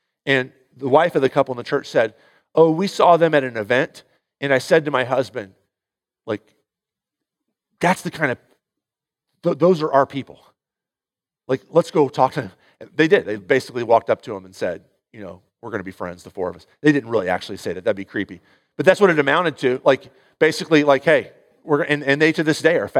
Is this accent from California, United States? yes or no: no; St. Louis, Missouri, United States; born or raised there